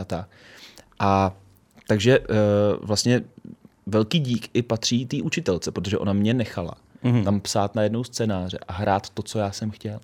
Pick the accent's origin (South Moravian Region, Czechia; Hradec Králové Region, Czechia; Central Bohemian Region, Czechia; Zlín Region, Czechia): Central Bohemian Region, Czechia; Pečky; já jsem z Peček